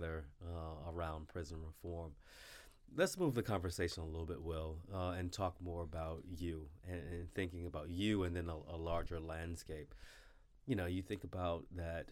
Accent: Virginia, United States; my home state of Virginia

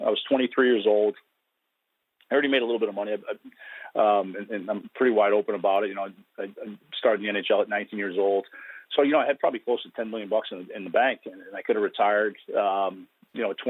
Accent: Woonsocket, Rhode Island, United States; I grew up in Woonsocket, Rhode Island

